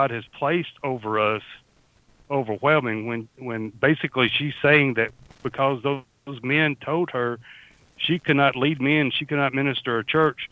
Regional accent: Australia; also born or lived in southern United States; now in United States; I am from down under. If people haven't already figured out, I am from down under. I live in southern portion of the United States, but sometimes my dialect and my accent overwhelms my tongue

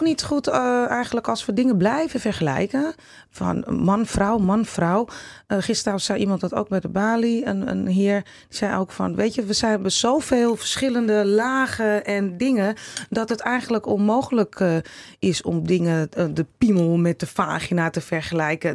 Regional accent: Netherlands; ons Nederland

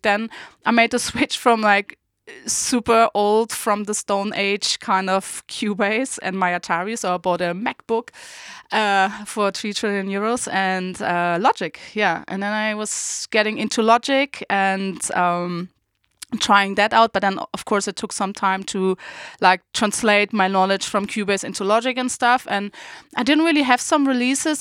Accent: Berlin, Germany; also born or lived in Saarbrücken; I was going back home to my hometown, Berlin

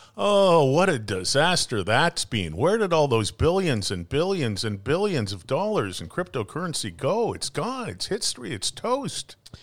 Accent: Ireland; being Irish

